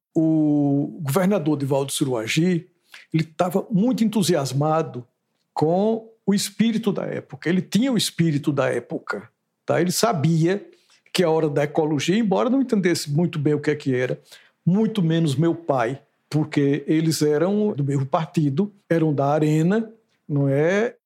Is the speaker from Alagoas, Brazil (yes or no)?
yes; Santana do Ipanema, Alagoas, Brazil; now in Maceió, Brazil; Eu sou alagoano, de Santana do Ipanema